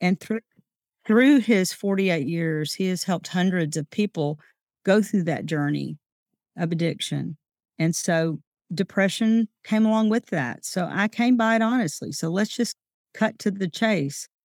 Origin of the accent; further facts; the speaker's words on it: Pine Bluff, Arkansas, United States; moved away as an adult; also born or lived in Jonesboro, Arkansas; now in Hot Springs, United States; Growing up in a small town is one of those rare privileges that we have. So, I came from Pine Bluff, Arkansas.